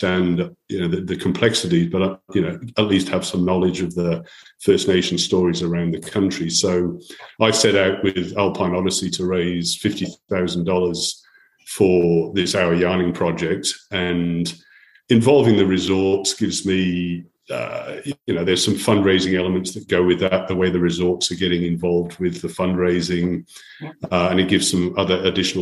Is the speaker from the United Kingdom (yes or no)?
yes; Wales, United Kingdom; moved away as an adult; now in Australia; I'm a Welshman by background